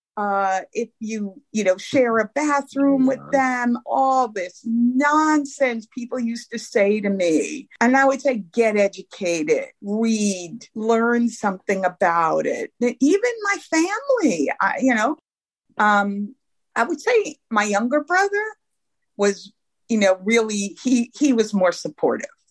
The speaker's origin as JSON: {"language": "English", "town": "New York City", "region": "New York", "country": "United States", "tie": "born or raised there", "said": "I grew up in Brooklyn, New York."}